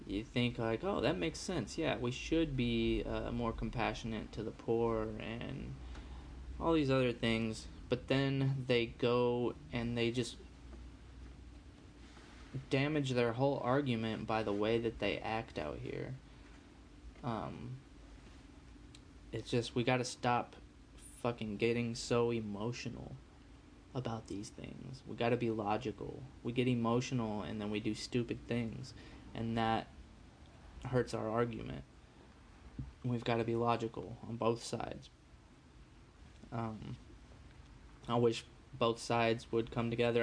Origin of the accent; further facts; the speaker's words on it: United States; I was born in America